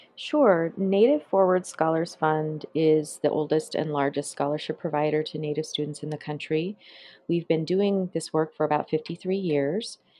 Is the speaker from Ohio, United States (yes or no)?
no; Flathead Indian Reservation, Northwest Montana, United States; I grew up on the Flathead Indian Reservation there